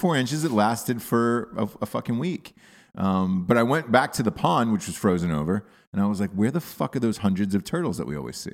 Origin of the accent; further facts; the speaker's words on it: Atlanta, Georgia, United States; moved away; I grew up in Atlanta as a child